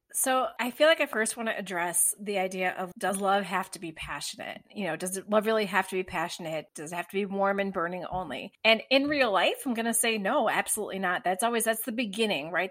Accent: United States; as an American viewer

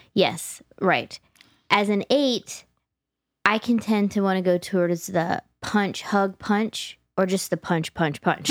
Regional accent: New Jersey, United States; growing up in Jersey

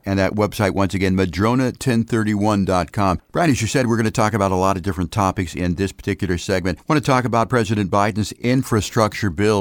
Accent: Ohio, United States; moved away; I'm originally from Ohio, and a lot of my family lives back there

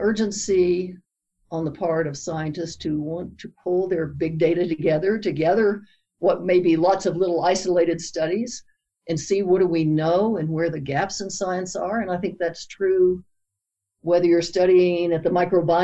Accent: Lexington, Kentucky, United States; I grew up in Lexington, Kentucky

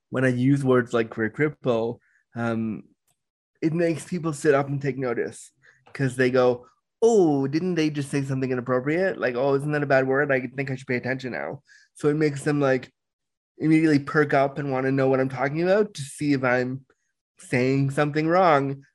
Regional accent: Toronto, Ontario, Canada; also born or lived in Orange County, California; I was born in Orange County, California, but I was raised in Toronto, Canada. So I call Toronto home, and I live in Toronto

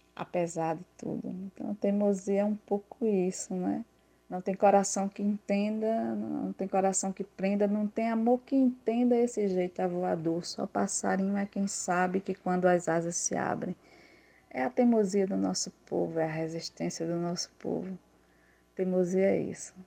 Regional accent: Santa Rita, Paraíba, Brazil; lá na minha cidade, na cidade de Santa Rita

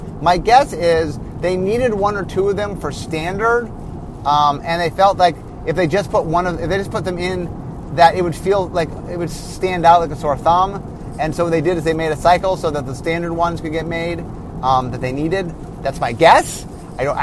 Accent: Cleveland, Ohio, United States; also born or lived in Los Angeles; now in Seattle, United States; I grew up in Cleveland, in which we had a lot of snow

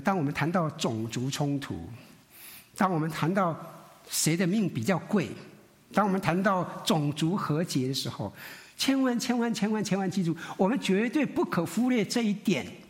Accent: Taiwan; 我们闽南人，我们台湾人很属灵

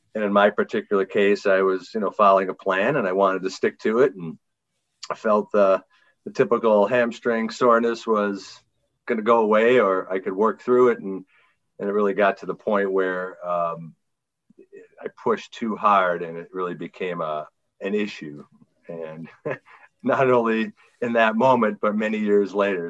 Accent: Green Bay, Wisconsin, United States; I'm from Green Bay, Wisconsin

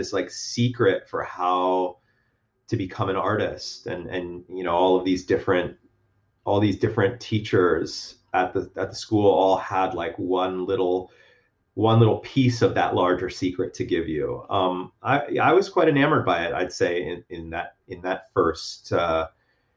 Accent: Miami, Florida, United States; moved away as an adult; also born or lived in Chicago; I was from Miami

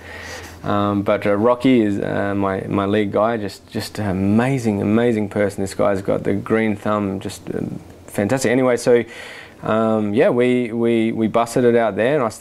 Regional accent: Australia; moved away as an adult; now in Oregon, United States; me being classic Australian

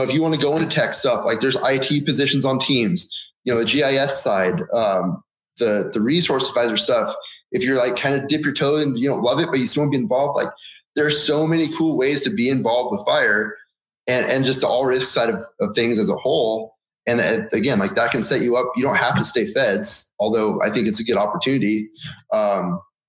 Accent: Oregon, United States; moved away as an adult; also born or lived in Southern California; growing up in Oregon

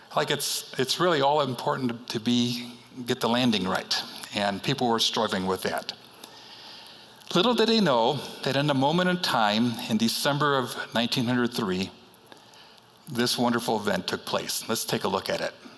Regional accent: Chicago, Illinois, United States; moved away; I am from Chicago, and I grew up on the city's uh, north side, northwest side

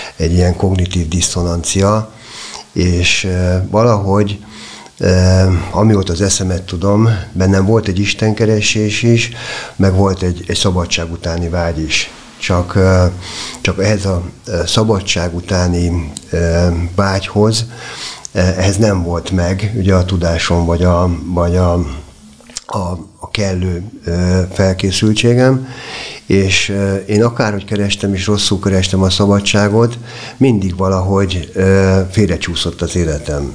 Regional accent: Budapest, Hungary; én a természet közelében nőttem fel a Hármastatárhegyen

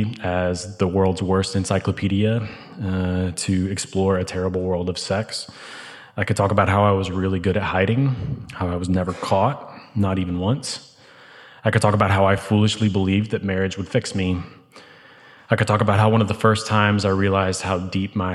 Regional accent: St. Louis, Missouri, United States; moved away as an adult; now in Birmingham, United States; I was raised in St. Louis by incredible, loving Christian parents. In 2006, I moved to Birmingham for college

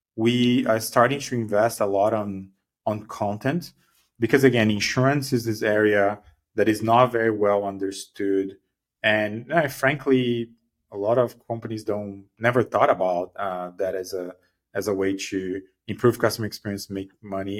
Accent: Brazil; moved away as an adult; now in Bay Area, United States; I'm originally from Brazil.

